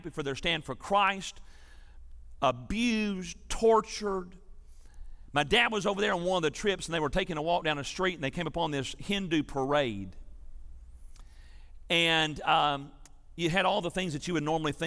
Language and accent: English; Milan, Tennessee, United States; Growing up in Milan, Tennessee, we had a palm reader outside of town